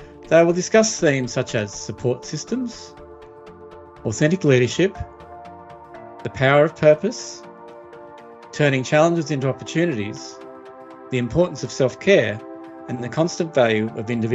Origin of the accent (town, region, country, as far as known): Australia; born or raised there